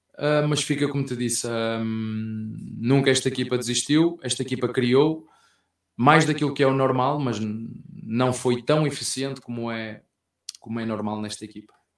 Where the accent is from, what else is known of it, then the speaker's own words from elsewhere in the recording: Portugal; português que sou